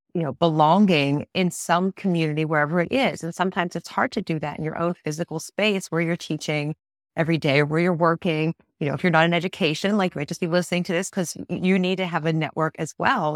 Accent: Pittsburgh, Pennsylvania, United States; I'm not from Tennessee, I'm from Pittsburgh

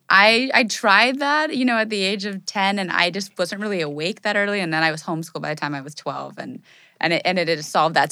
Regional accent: Los Angeles, California, United States; I grew up in Californ-, I was born in L

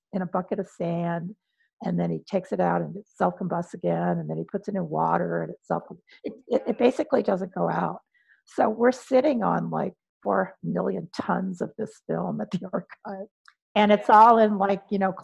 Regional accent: Los Angeles, California, United States; also born or lived in New Jersey; I'm from Wilmington, which is about 30 minutes away from

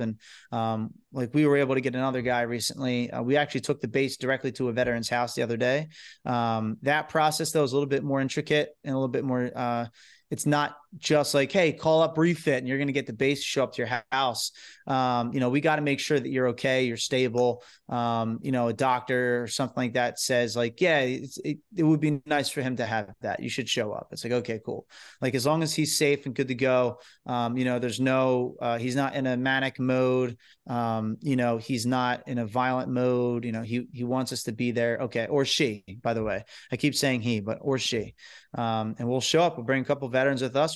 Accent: New Jersey, United States; we're from New Jersey.

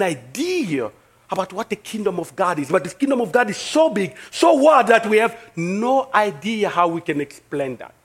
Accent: DR Congo; accent: French; English is a second language; now in United States; I'm from Congo, in Africa, in the middle of Africa, this is where I came from.

